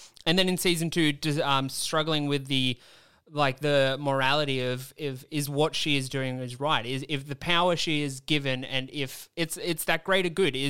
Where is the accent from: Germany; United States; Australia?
Australia; I'm from Australia.